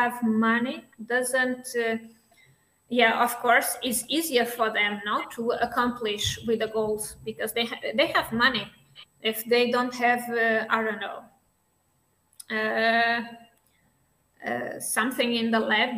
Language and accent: English; Portugal; moved away; I came from Portugal.